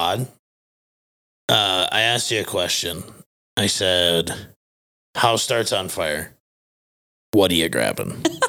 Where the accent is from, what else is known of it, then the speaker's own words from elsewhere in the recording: Fairmont, Minnesota, United States; The Visual Identity Vault is a full-service decorated apparel and marketing business located in my hometown of Fairmont, Minnesota.